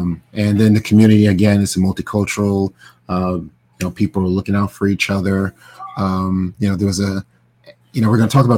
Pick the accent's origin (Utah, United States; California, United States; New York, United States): New York, United States; New York City; You know, I grew up in Brooklyn